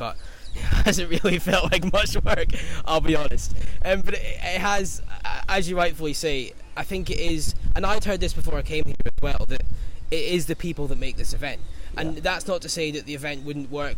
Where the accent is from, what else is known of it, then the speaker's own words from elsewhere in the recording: Scotland, United Kingdom; accent: Scottish; I'm a Scotsman, if you can't tell from the accent, so off the plane, from windy Scotland